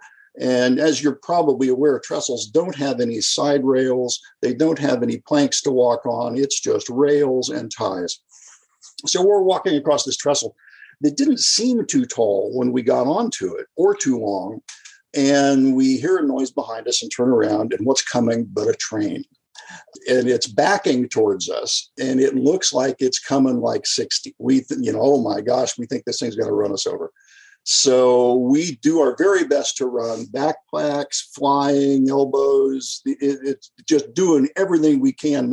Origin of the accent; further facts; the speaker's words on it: California, United States; also born or lived in Kansas City; we moved to California. And I think I was 4 at the time